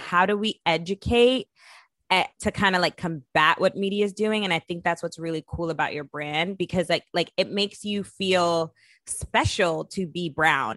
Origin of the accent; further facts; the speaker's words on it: New York City, New York, United States; We're both from Brooklyn, from Bed Stuy